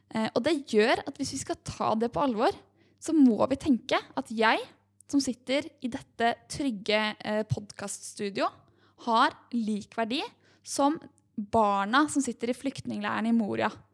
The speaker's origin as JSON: {"language": "Norwegian", "country": "Norway", "said": "vi her oppe i mm. trygge Norge"}